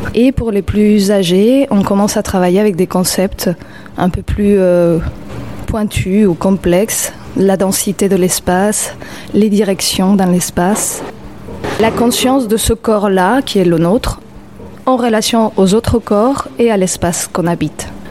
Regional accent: Mexico City, Mexico; French is a second language; moved away as an adult; now in Montreuil, France; quand j'étais petite à Mexico

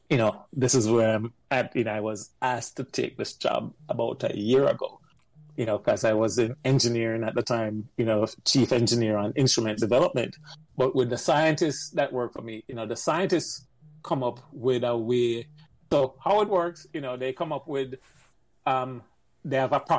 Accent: Jamaica; moved away as an adult; now in United States; I'm coming from Jamaica, go New York, and then end up enlisting at the Navy, spend six years

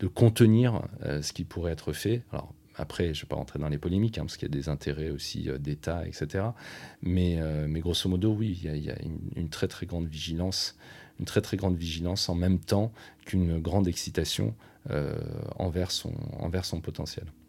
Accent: France; en tant que Français

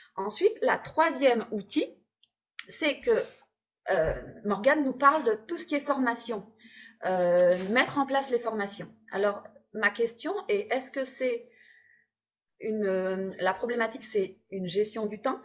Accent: Hauts-de-France, France; accent: ch'ti; il y a la bière aussi dans les Hauts-de-France, hein, les ch'tis. Il y a aussi notre accent.

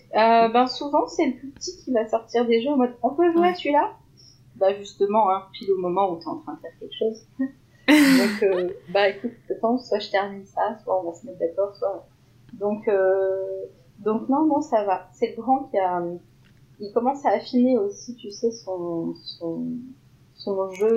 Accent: Lorraine, Grand Est, France; en tant que Lorrain

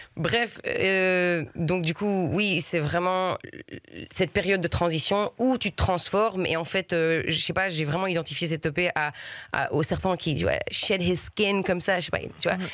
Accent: Brussels, Brussels-Capital Region, Belgium; first language French; j'ai grandi à Bruxelles

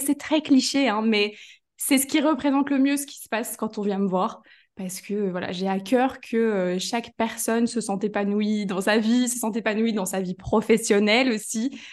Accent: Belgium; je suis de Belgique

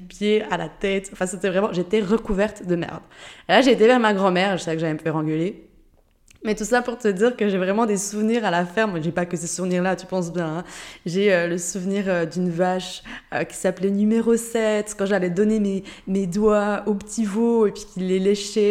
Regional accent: Jura, Switzerland; moved away as an adult; also born or lived in Geneva; now in Lisbon, Portugal; De base, je viens de Suisse, du Jura, dans une toute petite région

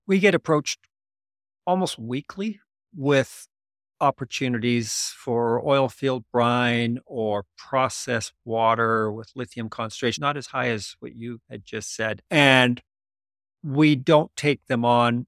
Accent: Canada; as a Canadian

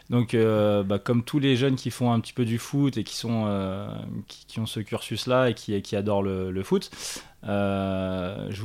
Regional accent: Annecy, Auvergne-Rhône-Alpes, France; now in Chablais, France; je suis originaire d'Annecy.

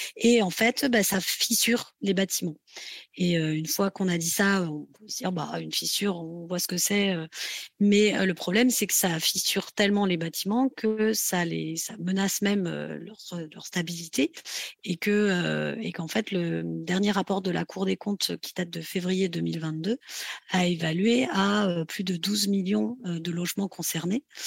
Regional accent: France; chez nous en France

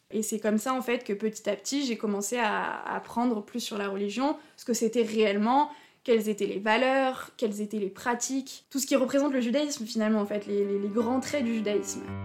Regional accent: Haut-Rhin, Alsace, Grand Est, France; moved away as an adult; also born or lived in Paris suburbs; j'ai grandi en Alsace, mais j'ai pas grandi vers Strasbourg où il y a plus de, enfin où il y a une grande communauté juive. J'ai grandi plutôt du côté du Haut-Rhin

